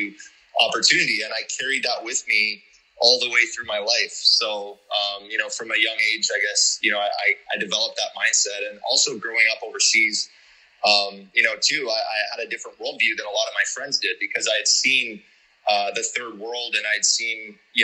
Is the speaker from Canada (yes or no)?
yes; Canada; moved away as an adult; also born or lived in Calgary, Canada / South Africa; now in Panama City, Panama; I grew up in Canada